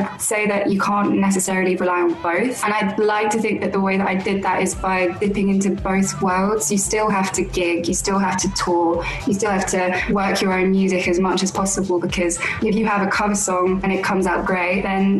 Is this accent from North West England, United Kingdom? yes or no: no; London, United Kingdom; I was born and raised in London.